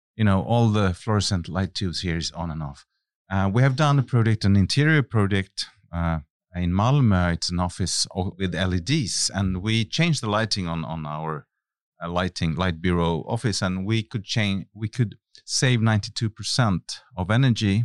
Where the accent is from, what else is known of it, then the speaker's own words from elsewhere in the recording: Finland; moved away as an adult; I come from Finland, and I was a very shy young man at the time